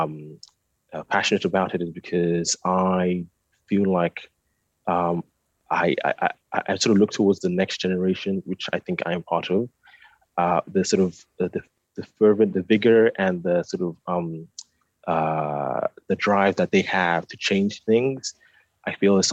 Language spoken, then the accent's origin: English; London, United Kingdom; also born or lived in Nigeria; I'm a Nigerian architect. I was born in Nigeria, grew up in London. South London